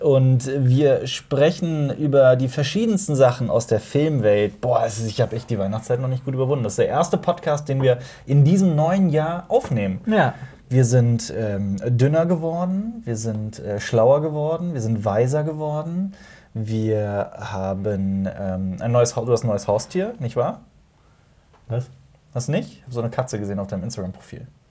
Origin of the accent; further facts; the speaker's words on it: Koblenz, Rhineland-Palatinate, Germany; Koblenz, wo ich herkomme